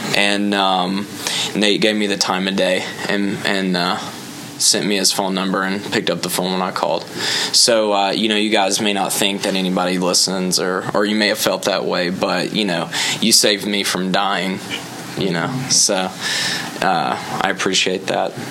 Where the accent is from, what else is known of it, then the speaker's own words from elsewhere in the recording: Alabama, United States; now in Orlando, United States; I am originally from Alabama, uh, but I am in Orlando now